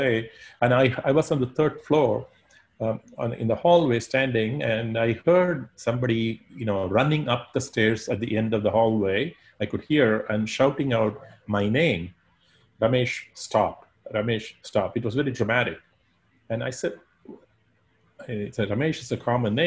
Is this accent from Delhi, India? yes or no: no; Chennai, Tamil Nadu, India; now in Abu Dhabi, United Arab Emirates; I grew up in Chennai in India